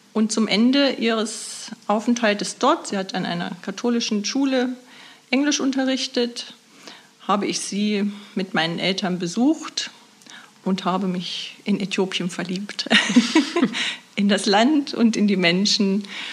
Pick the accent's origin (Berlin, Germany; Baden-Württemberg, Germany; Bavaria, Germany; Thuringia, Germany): Thuringia, Germany; Nordhausen; ich komme aus Nordhausen und arbeite seit nunmehr 16 Jahren als Buchhalterin im Caritas Altenpflegezentrum in Nordhausen